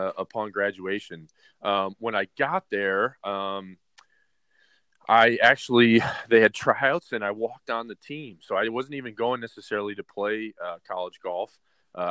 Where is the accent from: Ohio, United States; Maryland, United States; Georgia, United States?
Ohio, United States; Cleveland; moved away as an adult; also born or lived in Michigan / Tucson, Arizona; now in Oregon, United States; I'm originally from the Midwest. I'm Cleveland, Ohio guy. And so I played a lot of sports growing up.